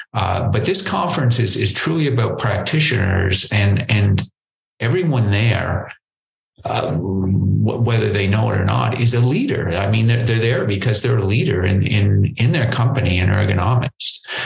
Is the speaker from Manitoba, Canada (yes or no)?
no; Prince Edward Island, Canada; moved away; also born or lived in New Brunswick, Canada / Nova Scotia, Canada; I, I, grew up in a, a, little place called Prince Edward Island, Canada